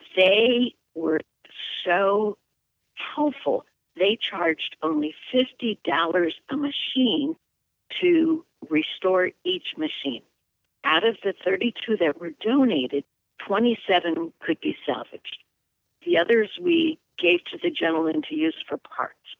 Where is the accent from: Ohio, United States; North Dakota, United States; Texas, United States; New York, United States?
New York, United States; Watertown; also born or lived in Albany, New York / Dominican Republic; now in Western New York, United States; I was raised in Watertown, New York, which is in the Thousand Islands area, right along Lake Ontario and the St. Lawrence River